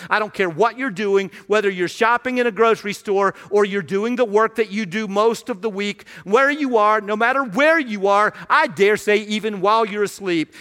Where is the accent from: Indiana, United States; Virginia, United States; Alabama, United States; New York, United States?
Virginia, United States; Radford; moved away as an adult; now in Washington, D.C. area, United States; I grew up in Radford